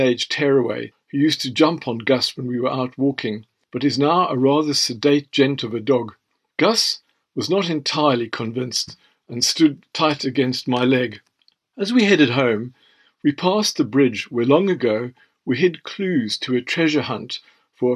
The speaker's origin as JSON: {"language": "English", "region": "Western Cape", "country": "South Africa", "moved": "as an adult", "lives_now": "England", "said": "I was from the Cape and had lived here for decades"}